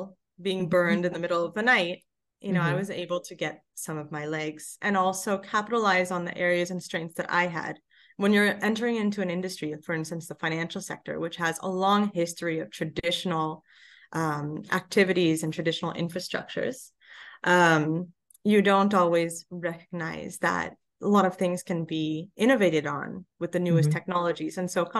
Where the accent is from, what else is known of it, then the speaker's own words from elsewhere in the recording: Los Angeles, California, United States; originally all geared towards Los Angeles, my hometown.